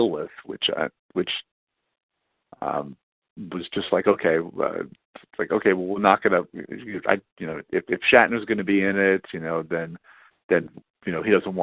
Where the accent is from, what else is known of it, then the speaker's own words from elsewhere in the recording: New York City, New York, United States; I grew up on Staten Island